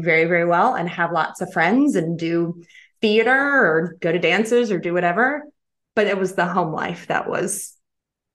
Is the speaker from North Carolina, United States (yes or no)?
yes; North Carolina, United States; moved away as an adult; also born or lived in Chicago; I came home to North Carolina to be closer to my father.